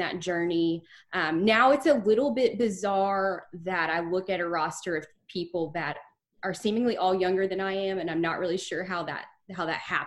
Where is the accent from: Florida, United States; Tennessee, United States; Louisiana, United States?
Tennessee, United States; Memphis; I am a Memphian, born and raised